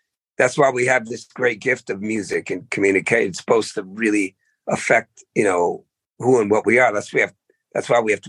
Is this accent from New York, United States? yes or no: no; the Berkshires, Massachusetts, United States; moved away; also born or lived in Oakland, California; I was born in Massachusetts, you know, and, you know, that town I was born, the Berkshires, was probably the whitest place in the world. And I went from there to the blackest place in the world, Oakland